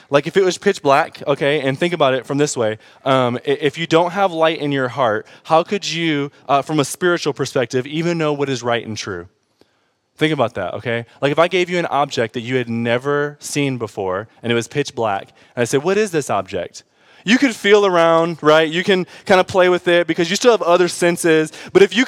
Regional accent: Detroit, Michigan, United States; I grew up in Detroit

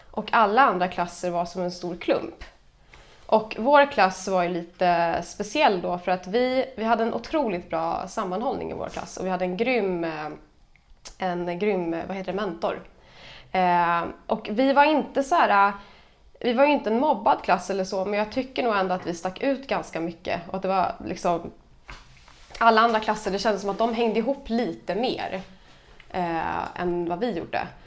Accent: Stockholm, Stockholm County, Sweden; Jag är från Stockholm.

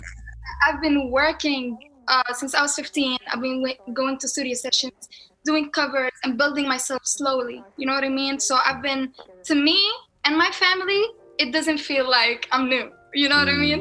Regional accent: Palestine; accent: Palestinian; I love my people

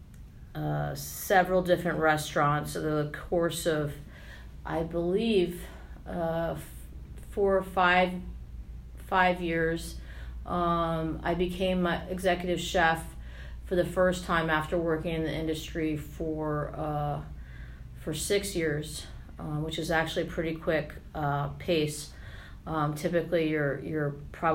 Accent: Washington, District of Columbia, United States; also born or lived in Arlington, Virginia; I'm a local Washingtonian, born and raised. I was born in Arlington and spent my entire childhood in the Washington region

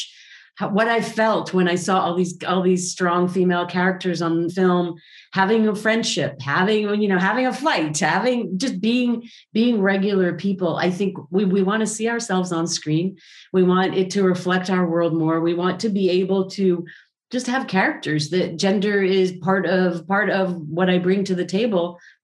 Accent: Israel; I come from Israel

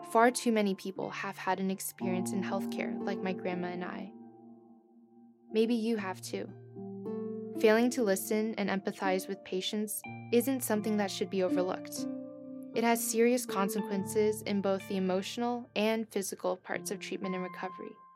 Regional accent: East Coast, United States; moved away as an adult; now in Stanford, United States; I'm from the East Coast

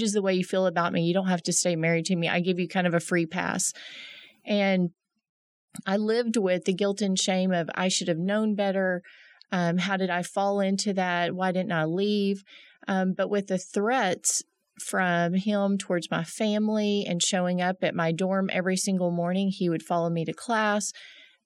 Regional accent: Arlington, Texas, United States; moved away as an adult; also born or lived in Denton, Texas; now in Midland, United States; I'm originally from Arlington

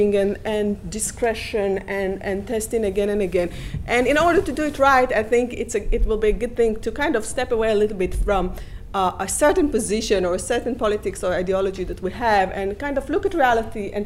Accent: Israel; now in United States; I grew up in Israel

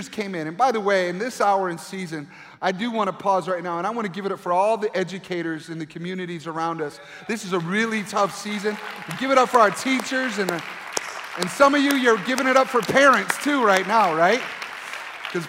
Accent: Grand Rapids, Michigan, United States; moved away as an adult; where I grew up in Grand Rapids, Michigan

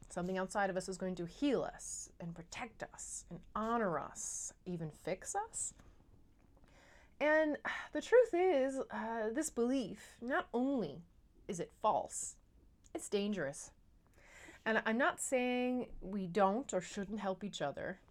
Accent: Newfoundland and Labrador, Canada; now in Netherlands; I'm a Newfoundlander and Canadian coming to you from uh, a city just south of Amsterdam in the Netherlands

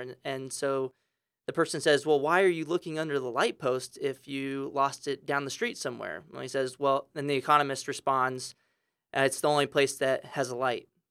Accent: San Antonio, Texas, United States; I grew up in San Antonio, Texas

